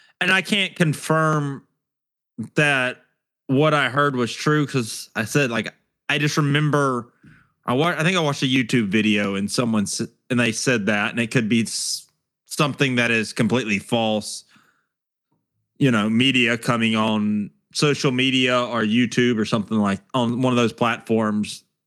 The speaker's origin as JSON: {"language": "English", "region": "Alabama", "country": "United States", "said": "I'm from Alabama."}